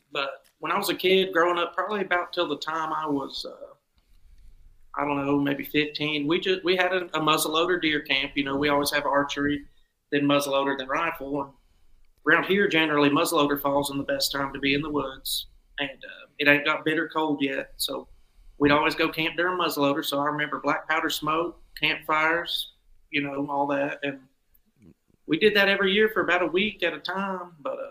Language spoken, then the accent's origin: English; Crossville, Tennessee, United States; I'm from Crossville, Tennessee. I've grown up here my whole life.